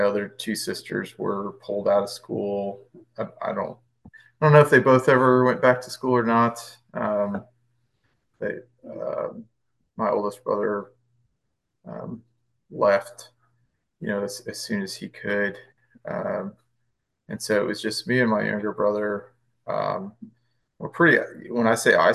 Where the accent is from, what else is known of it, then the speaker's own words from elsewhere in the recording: Rockford, Illinois, United States; moved away as an adult; also born or lived in Fort Campbell; I grew up in Rockford, Illinois